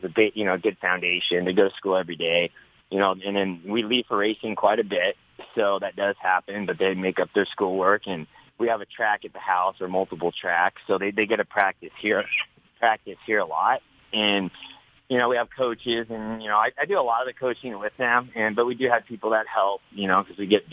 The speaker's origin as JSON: {"language": "English", "region": "Nebraska", "country": "United States", "tie": "born or raised there", "moved": "as an adult", "lives_now": "Temecula, United States", "said": "I grew up in Nebraska"}